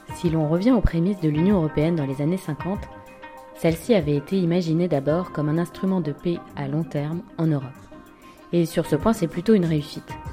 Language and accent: French; France; je suis française, européenne, de confession catholique